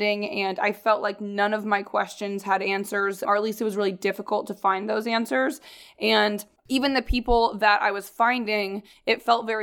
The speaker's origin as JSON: {"language": "English", "region": "Midwest", "country": "United States", "tie": "born or raised there", "moved": "yes", "said": "I grew up in, like, in the Midwest"}